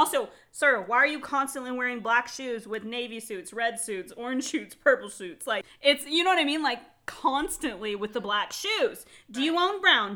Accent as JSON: {"language": "English", "town": "Phoenix", "region": "Arizona", "country": "United States", "tie": "born or raised there", "said": "I was raised in Phoenix, which is a big city, very diverse"}